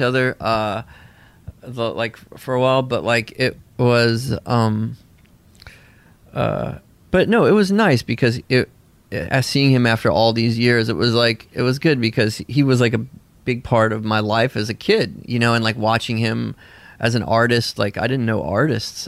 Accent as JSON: {"language": "English", "town": "Nashville", "region": "Tennessee", "country": "United States", "tie": "born or raised there", "also_born_or_lived": "Bolinas, California", "said": "I grew up in a commune in Tennessee."}